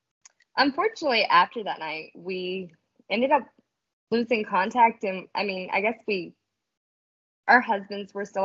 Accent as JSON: {"language": "English", "region": "North Carolina", "country": "United States", "also_born_or_lived": "Georgia", "moved": "as an adult", "lives_now": "South Georgia, United States", "said": "I'm from North Carolina. About 3 years ago, we moved to Georgia."}